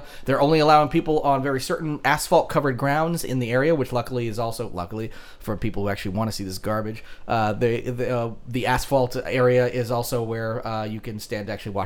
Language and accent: English; Vermont, United States; We're from Vermont